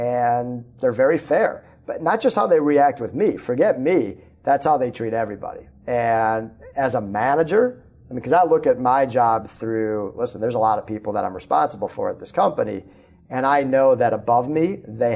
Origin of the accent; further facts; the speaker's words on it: Minneapolis, Minnesota, United States; I grew up in Minneapolis